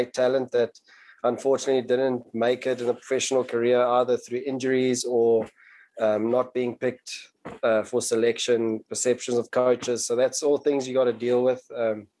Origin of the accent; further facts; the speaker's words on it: KwaZulu-Natal, South Africa; growing up in Natal